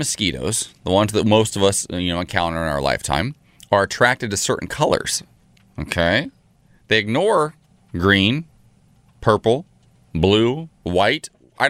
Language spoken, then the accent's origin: English; Ohio, United States; moved away; I grew up in Ohio.